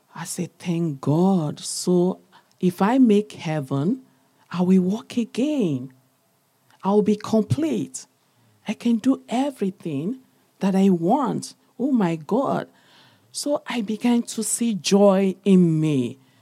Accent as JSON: {"language": "English", "region": "eastern Nigeria", "country": "Nigeria", "tie": "born or raised there", "moved": "yes", "lives_now": "London, United Kingdom", "said": "I was born, I'm from Nigeria, Africa, the eastern part of the country"}